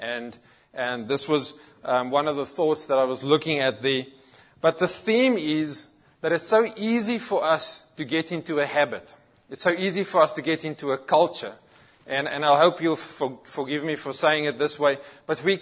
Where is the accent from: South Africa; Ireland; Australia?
South Africa; moved away; I grew up in South Africa and very much in our environment, Christianity was a culture.